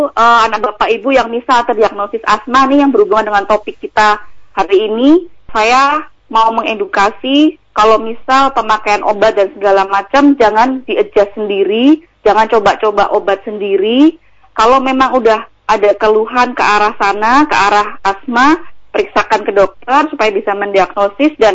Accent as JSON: {"language": "Indonesian", "town": "Yogyakarta", "region": "Special Region of Yogyakarta", "country": "Indonesia", "tie": "born or raised there", "said": "Saya sendiri juga mau pulang ke apa ke Jogja, saya aslinya Jogja itu juga nggak berani dengan hmm. kondisi kayak gini."}